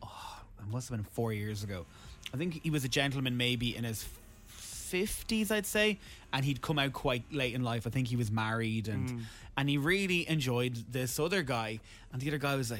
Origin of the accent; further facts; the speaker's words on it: Ireland; when we leave Ireland